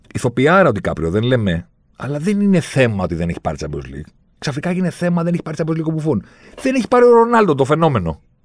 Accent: Greece; Μου λέει από πού είσαι. Του λέω από την Ελλάδα

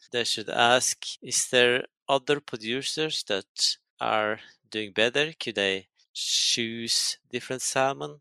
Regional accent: Norway; I come from Norway. We think it's kind of innocent place

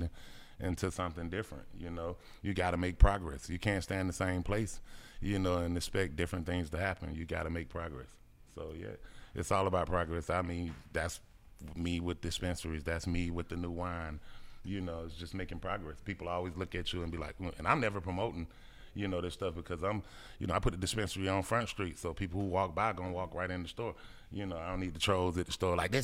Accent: Atlanta, Georgia, United States; I stayed in Perry Homes. And so my mama didn't want me to go to Harper Archer with all the other kids

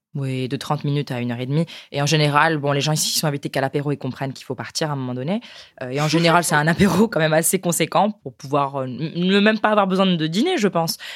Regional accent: France; nous chez nous en France

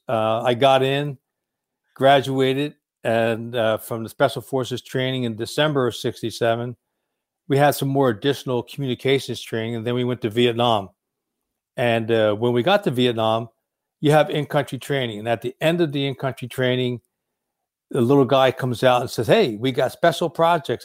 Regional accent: Trenton, New Jersey, United States; now in Oceanside, United States; I grew up in Trenton, New Jersey

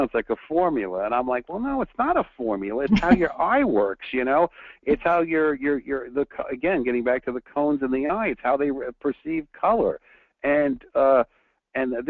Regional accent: New York, United States; now in Southern California, United States; I'm from New York, so I grew up driving in snow. But then now I live in Southern California

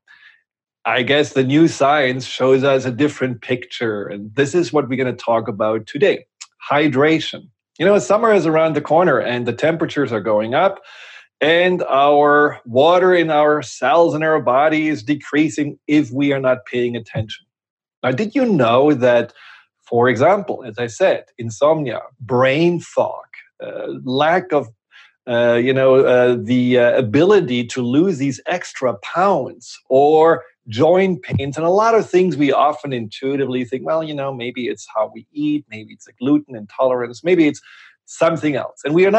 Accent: Germany; English is a second language; now in United States; And it's almost 25 years ago that I came from Germany to the US.

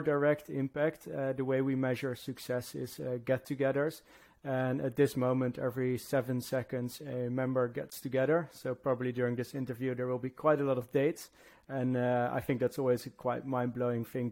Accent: Netherlands; moved away as an adult; now in London, United Kingdom; from the Netherlands, living in London. I've been living here now for about 10 years

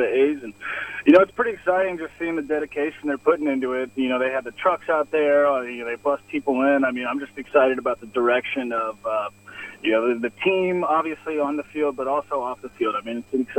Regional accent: Sacramento, California, United States; moved away as an adult; now in San Francisco, United States; I'm actually from Sacramento, but I live and work in San Francisco

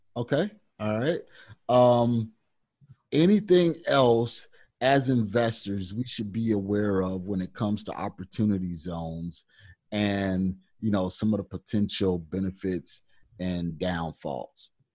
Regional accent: Kankakee, Illinois, United States; my hometown, which is Kankakee, Illinois

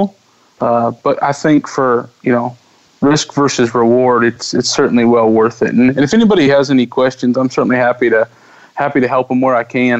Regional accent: Midwest, United States; me as a Midwesterner

